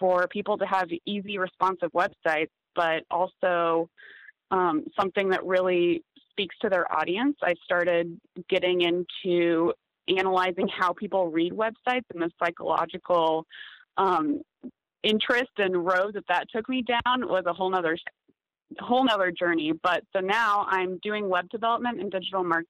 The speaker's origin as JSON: {"language": "English", "town": "Des Moines", "region": "Iowa", "country": "United States", "tie": "born or raised there", "also_born_or_lived": "Kansas City", "moved": "as an adult", "said": "I grew up in Des Moines, Iowa, which for those of you that don't know, it's kind of the middle of nowhere farmland in the U.S."}